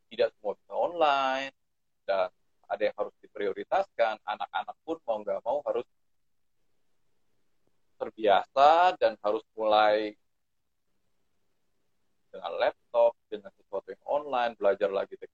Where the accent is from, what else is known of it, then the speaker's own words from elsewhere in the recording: Ambon, Maluku, Indonesia; karena di saya uh, besarnya di Ambon uh, ya orang